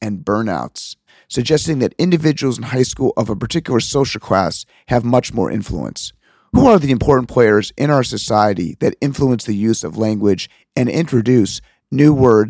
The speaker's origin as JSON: {"language": "English", "town": "Chicago", "region": "Illinois", "country": "United States", "tie": "born or raised there", "said": "I was born and raised in Chicago, and I always thought that Chicago had no accent as compared to Boston or the Deep South."}